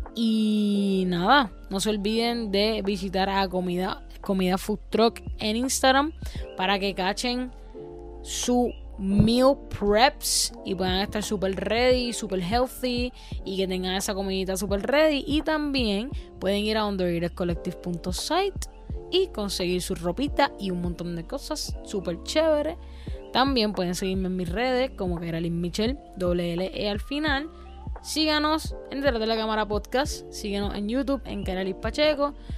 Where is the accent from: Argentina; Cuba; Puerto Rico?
Puerto Rico; no saben de nuestra cultura, no saben nuestro dialecto